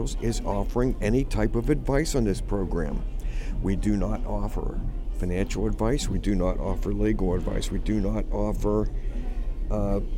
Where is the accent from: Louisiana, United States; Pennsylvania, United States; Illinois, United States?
Pennsylvania, United States; Pittsburgh; I'm from Pittsburgh